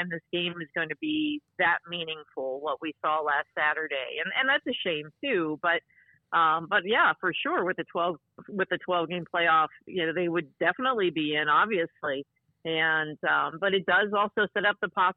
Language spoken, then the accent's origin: English; Cincinnati, Ohio, United States; I grew up in Cincinnati